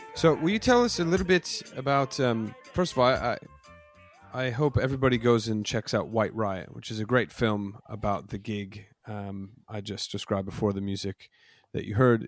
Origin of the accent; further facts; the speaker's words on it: United States; moved away as an adult; now in United Kingdom; I've been a resident in the U K for the last ten years, but I'm, I'm an American